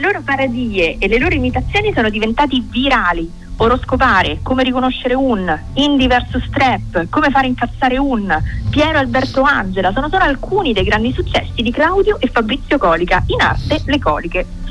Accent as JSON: {"language": "Italian", "town": "Rome", "region": "Lazio", "country": "Italy", "said": "io vengo da Ostia, ma sono, sono una di Ostia"}